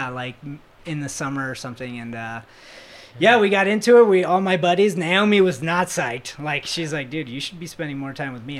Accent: Florida, United States; moved away; I'm from Florida.

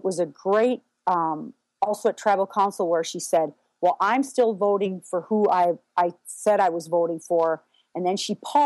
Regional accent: South Dakota, United States; accent: Minnesota; I was from South Dakota

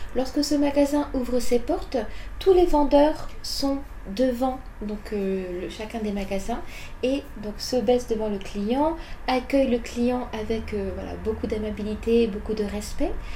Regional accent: France; moved away as an adult; now in Japan; en tant que Française

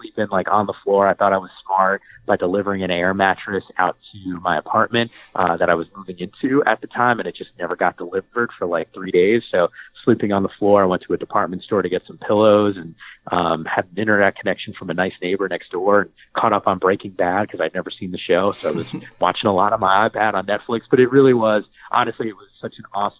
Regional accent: New Jersey, United States; moved away as an adult; also born or lived in Manhattan, New York; now in West Coast, United States; growing up in New Jersey and working in Midtown Manhattan

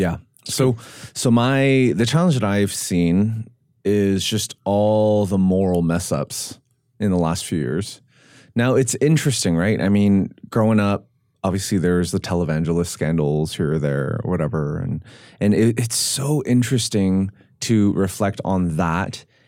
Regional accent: Vancouver, British Columbia, Canada; now in Nashville, United States; I grew up in Vancouver, and it's like no one went to church

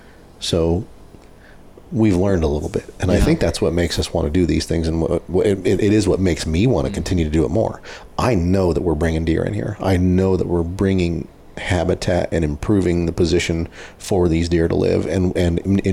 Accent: Nebraska, United States; I'm from Nebraska

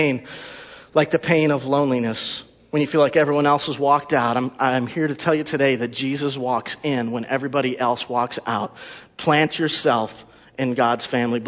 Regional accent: Wisconsin, United States; also born or lived in Texas; we're from Wisconsin

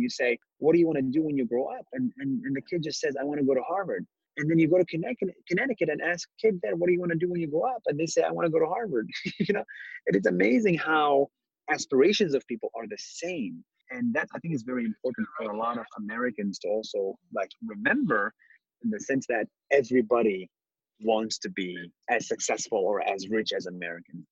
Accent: Israel; I was born in Israel, but I'm not Jewish.

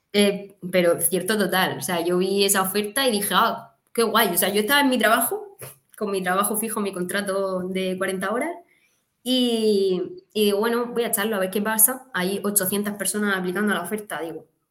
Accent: Catral, Valencian Community, Spain; now in Murcia, Spain; me nací, me crié en un pueblo muy pequeñito del sur de la provincia de Alicante, Catral se llama

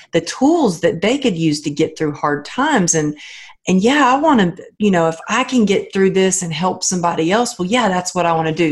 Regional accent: Texas, United States; moved away; my family in Texas, they're old school I mean, I come from the Bible Belt

